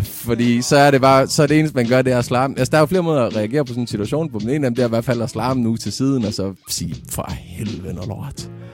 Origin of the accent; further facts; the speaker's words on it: Vendsyssel, North Denmark Region, Denmark; jeg er fra Jørgen, lidt længere nordpå, oppe i, i Vendsyssel